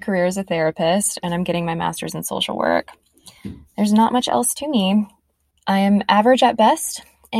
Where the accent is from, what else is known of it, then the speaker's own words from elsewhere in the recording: outside of New Orleans, Louisiana, United States; moved away as an adult; now in New York City, United States; I'm 29. I grew up outside of New Orleans, and I've lived in New York City for the last 6.5 years.